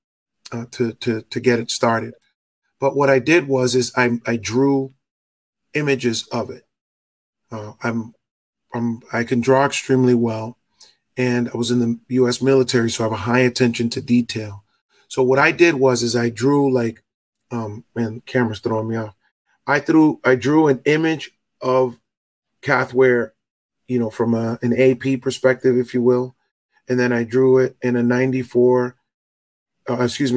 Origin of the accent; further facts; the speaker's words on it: Boston, Massachusetts, United States; also born or lived in Dominican Republic (ancestry); I'm from Boston, Massachusetts